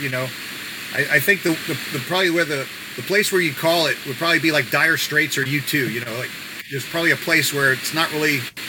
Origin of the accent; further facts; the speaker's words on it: New York City, New York, United States; we're coming from Queens. We live near each other in Bayside, New York.